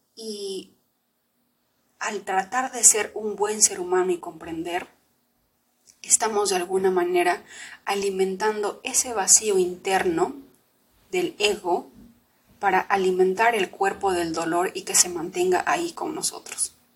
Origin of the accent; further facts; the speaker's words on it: Lima, Peru; also born or lived in Huancayo, Peru; nos fuimos de, de Huancayo, que es donde yo vivía, nos fuimos a la ciudad de Lima.